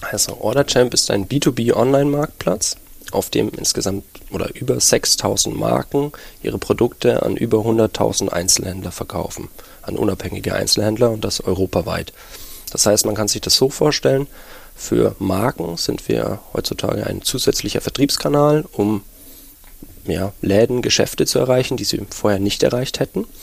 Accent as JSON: {"language": "German", "town": "Nuremberg", "region": "Bavaria", "country": "Germany", "lives_now": "Berlin, Germany", "said": "Ja, ich bin Nürnberger und ja, aber Berlin, die Hauptstadt, hatte man einen großen Reiz ausgemacht für mich"}